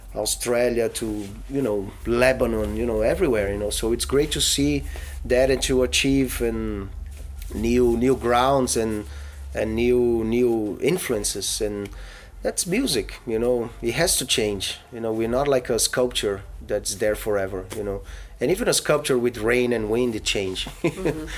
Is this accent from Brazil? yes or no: yes; Brazil; I was born in Brazil